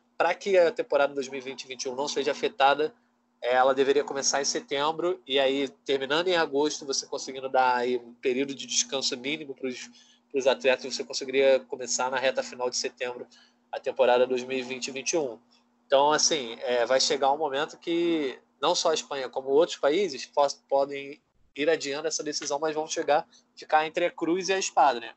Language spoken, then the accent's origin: Portuguese; Brazil; somos brasileiros